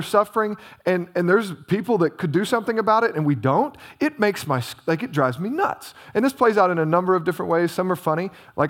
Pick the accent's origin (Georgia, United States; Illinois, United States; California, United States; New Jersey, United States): Illinois, United States; I grew up in Southern Illinois.